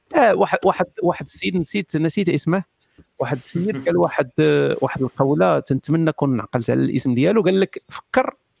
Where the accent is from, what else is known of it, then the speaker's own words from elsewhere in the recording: Morocco; انا مغربي